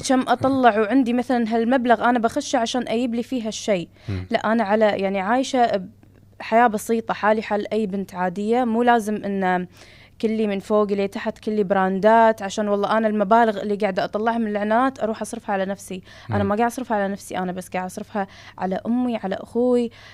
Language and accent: Arabic; Kuwait; عندنا بالكويت